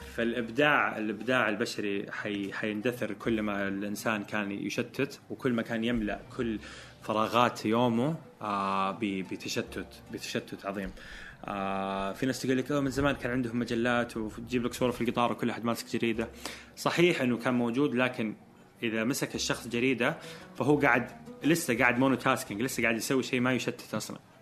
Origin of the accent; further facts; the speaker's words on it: Eastern Province, Saudi Arabia; moved away as an adult; now in Jeddah, Saudi Arabia; انتقلت من مدينتي كنت عايش مع اهلي وطلعت من بيتي ورحت جده كنت في الشرقيه